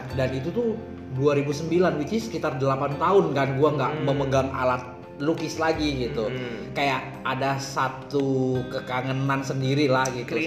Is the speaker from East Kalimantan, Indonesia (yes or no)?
yes; Bontang, East Kalimantan, Indonesia; moved away; di Bontang dulu gue ma- eh, langganan majalahnya